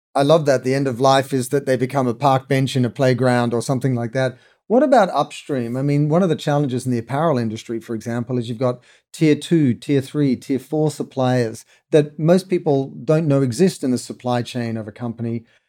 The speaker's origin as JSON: {"language": "English", "town": "Sydney", "region": "New South Wales", "country": "Australia", "tie": "born or raised there", "said": "when I was really young in Australia, growing up in Sydney"}